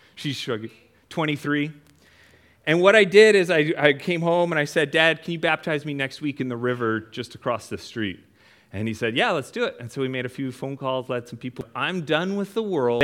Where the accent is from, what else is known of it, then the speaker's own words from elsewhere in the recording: Prince George, British Columbia, Canada; I'm from Canada. For those of you that don't know, way up in the mountains of Canada in a town called Prince George